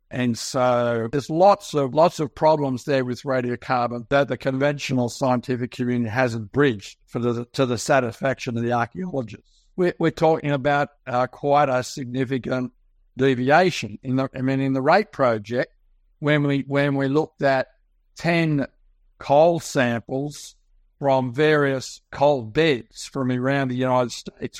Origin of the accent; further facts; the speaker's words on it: Sydney, New South Wales, Australia; I was born and raised in Sydney, Australia, you can tell from my accent